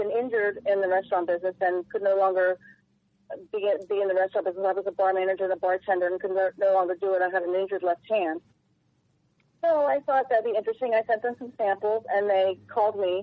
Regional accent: Wilmington, Delaware, United States; moved away as an adult; also born or lived in Washington, D.C.; now in Florida, United States; I grew up in Wilmington, Delaware, then I lived in Washington, D.C.

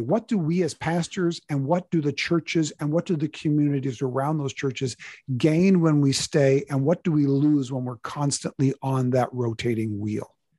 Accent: United States; we are Americans

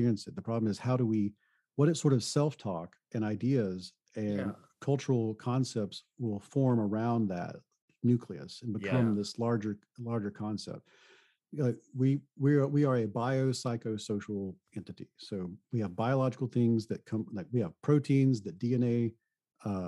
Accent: the South, United States; I come from the South

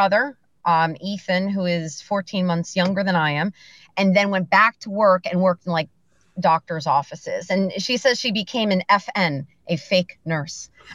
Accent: Bethlehem, Pennsylvania, United States; also born or lived in Macungie, Pennsylvania; I was born and raised in Bethlehem, Liberty High School, the Grenadiers

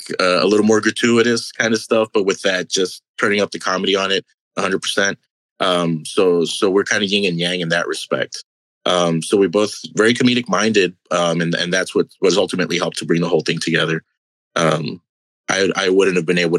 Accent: Brownsville, Texas, United States; moved away as an adult; also born or lived in Dallas, Texas / Houston, Texas; We were both born and raised in Brownsville, Texas

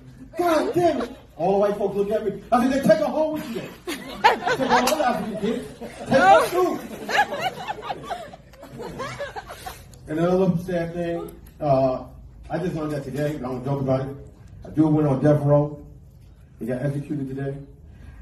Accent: New York, United States; We're from New York

